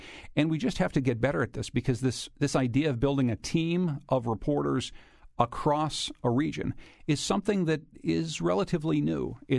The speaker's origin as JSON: {"language": "English", "region": "Pennsylvania", "country": "United States", "tie": "born or raised there", "said": "a place that extends to the place roughly where you and I grew up in Pennsylvania, all the way down to Texas."}